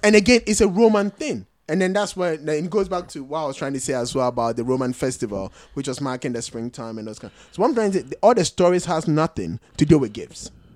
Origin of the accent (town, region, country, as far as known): Ghana